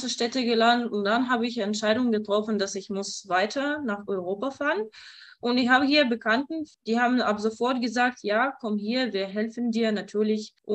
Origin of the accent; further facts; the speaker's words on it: Kyiv, Ukraine; German is a second language; moved away as an adult; now in Ludwigslust, Germany; Also ich komme aus der Ukraine, aus Kiew und ich bin 23 Jahre alt. Und zufälligerweise bin ich äh, nach Mecklenburg-Vorpommern gekommen äh, und wohne in Ludwigslust.